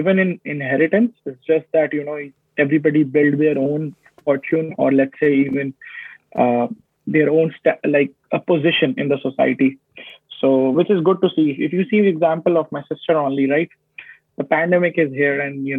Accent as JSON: {"language": "English", "town": "Faridabad", "region": "Haryana", "country": "India", "tie": "born or raised there", "moved": "as an adult", "lives_now": "Canada", "said": "I am from Faridabad. It's an industrial town near Delhi"}